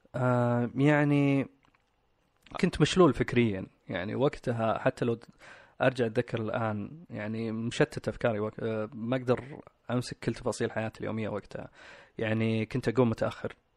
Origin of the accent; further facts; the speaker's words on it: Riyadh, Riyadh Province, Saudi Arabia; من اصول باكستانيه اتولدت في الرياض مستشفى الشميسي آه، تربيت مع اخواني واختي والوالدين